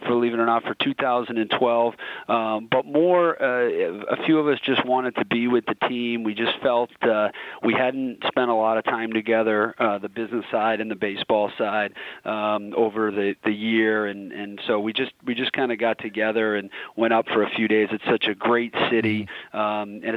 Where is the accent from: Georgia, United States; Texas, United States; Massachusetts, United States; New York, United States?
Massachusetts, United States; Boston; I grew up in Boston. I've lived this my whole life.